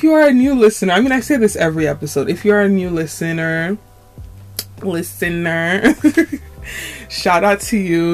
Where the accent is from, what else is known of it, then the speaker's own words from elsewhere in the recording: New York, United States; I'm from New York. I'm a New Yorker.